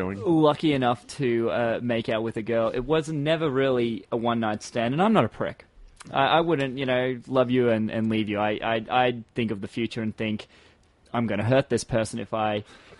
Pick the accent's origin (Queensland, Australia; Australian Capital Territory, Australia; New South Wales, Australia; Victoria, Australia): Queensland, Australia; Townsville; I grew up in Townsville.